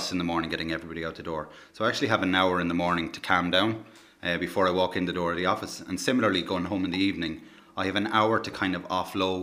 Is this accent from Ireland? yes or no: yes; Cavan, Ulster, Ireland; also born or lived in Dublin; now in Hospital, Ireland; I grew up in Cavan, and then I spent a long time in Dublin